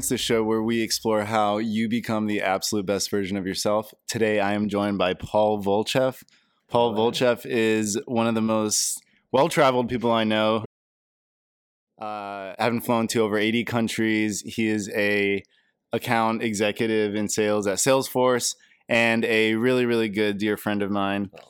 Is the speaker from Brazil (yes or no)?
yes; Brazil; also born or lived in England / Germany / Japan; now in United States; I was born and raised in Brazil, grew up in England, yes. but I've lived in a uh, you know in the states for the past thirteen years.